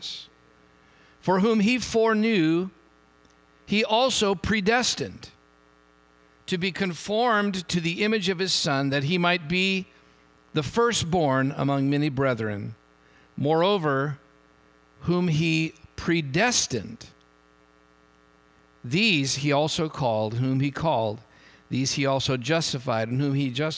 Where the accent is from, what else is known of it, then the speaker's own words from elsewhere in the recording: Hayward, California, United States; now in San Jose, United States; I grew up in Hayward